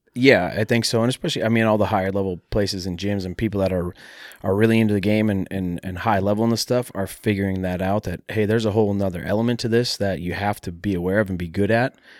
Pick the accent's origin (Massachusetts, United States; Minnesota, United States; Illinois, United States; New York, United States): Minnesota, United States; Mankato; mixed martial arts training in my hometown at a taekwondo